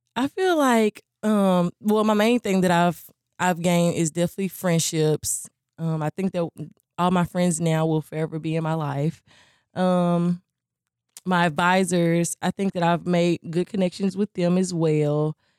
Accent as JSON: {"language": "English", "town": "Hopkinsville", "region": "Kentucky", "country": "United States", "said": "I'm from Hopkinsville, Kentucky"}